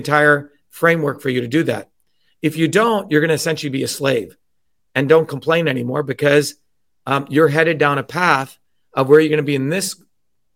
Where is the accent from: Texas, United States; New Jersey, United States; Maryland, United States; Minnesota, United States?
New Jersey, United States; also born or lived in India; I grew up in working class neighborhoods in New Jersey